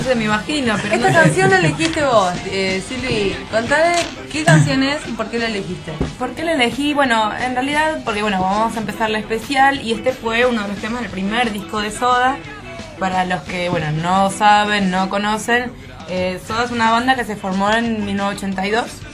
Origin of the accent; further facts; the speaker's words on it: Buenos Aires, Argentina; Yo soy de Parque Patricio